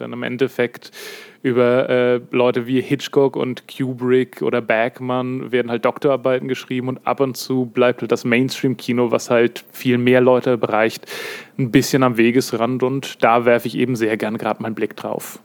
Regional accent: Kiel, Schleswig-Holstein, Germany; ursprünglich bin ich hier äh, nordisches Urgestein in Kiel geboren und aufgewachsen

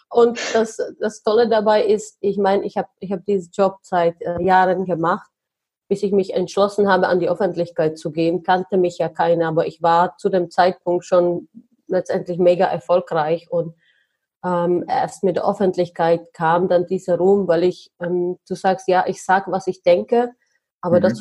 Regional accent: Czechia; German is a second language; So, aber ich komme tatsächlich aus Tschechien. Ich komme aus einer mega, mega armen Familie.

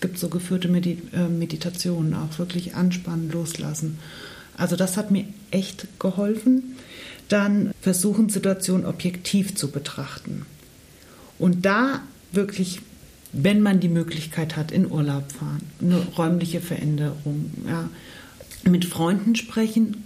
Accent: Germany; Ich bin in Deutschland geboren

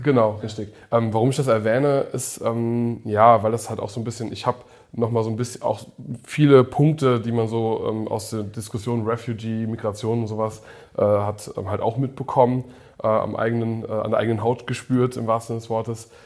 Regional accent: Koblenz, Rhineland-Palatinate, Germany; first language English; German is a second language; bei uns in Koblenz

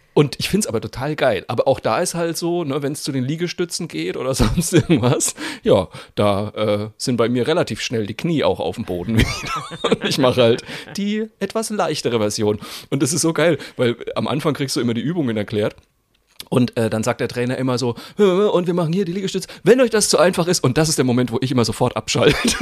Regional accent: Cologne, North Rhine-Westphalia, Germany; now in Franconia, Germany; als Kölner Flachlandjogger

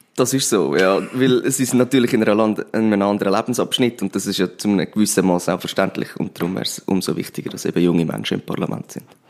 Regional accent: Pfäffikon, Zurich, Switzerland; moved away as an adult; now in Winterthur, Switzerland; vorher bin ich im Zürcher Oberland in Pfäffiken aufgewachsen

